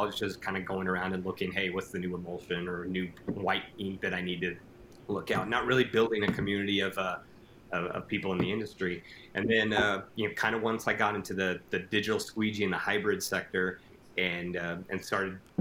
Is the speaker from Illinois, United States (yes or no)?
no; El Paso, Texas, United States; now in Lubbock, United States; I'm originally from El Paso, which is the very far tip of Texas.